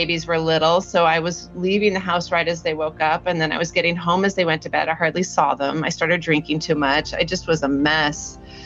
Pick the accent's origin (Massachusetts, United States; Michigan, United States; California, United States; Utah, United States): California, United States; Northern; now in Southern California, United States; I grew up in Northern California